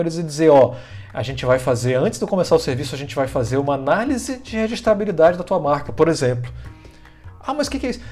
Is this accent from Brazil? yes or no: yes; Manaus, Amazonas, Brazil; now in Florianópolis, Brazil; eu vim parar em Florianópolis, sou de Manaus, né? Vim morar em Florianópolis